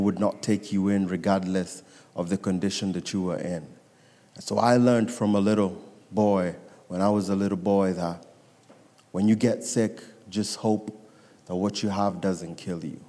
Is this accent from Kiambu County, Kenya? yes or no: no; Nairobi, Kenya; I was born and raised in Nairobi, Kenya